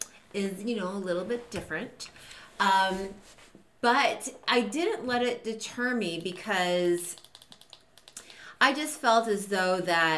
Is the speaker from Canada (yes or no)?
yes; Toronto, Ontario, Canada; I'm from Toronto.